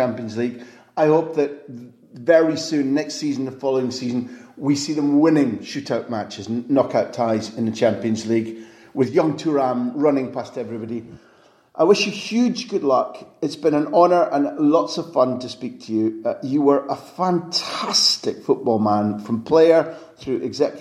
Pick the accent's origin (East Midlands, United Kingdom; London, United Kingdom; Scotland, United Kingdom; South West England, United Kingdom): Scotland, United Kingdom; I'm Scottish